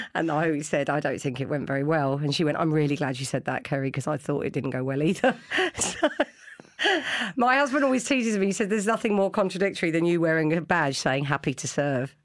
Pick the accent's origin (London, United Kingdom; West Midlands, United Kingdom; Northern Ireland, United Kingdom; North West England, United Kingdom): London, United Kingdom; I grew up in London